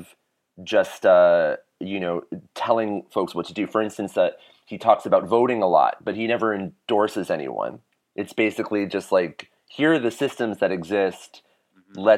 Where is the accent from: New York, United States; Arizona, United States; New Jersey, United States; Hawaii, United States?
New Jersey, United States; I grew up in Jersey